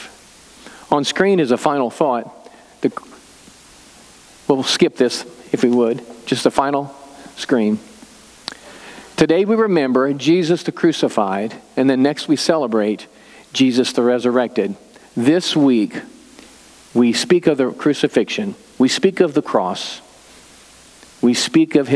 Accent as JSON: {"language": "English", "town": "Excelsior Springs", "region": "Missouri", "country": "United States", "tie": "born or raised there", "said": "I grew up in Excelsior, so Lexington's just down the road"}